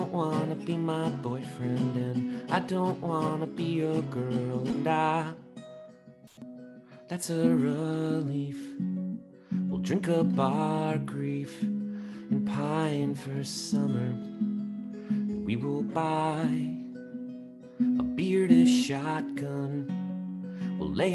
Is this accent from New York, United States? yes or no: yes; Long Island, New York, United States; I grew up on Long Island